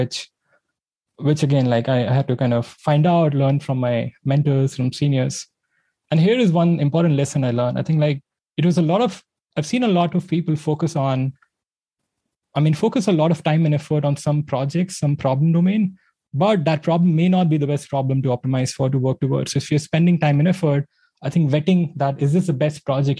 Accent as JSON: {"language": "English", "country": "India", "tie": "born or raised there", "said": "I grew up in India"}